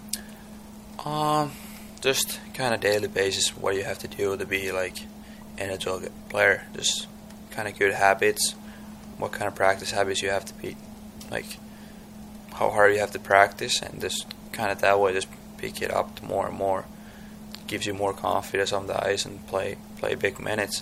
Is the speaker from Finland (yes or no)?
yes; Tampere, Pirkanmaa, Finland; English is a second language; moved away as an adult; my hometown Tampere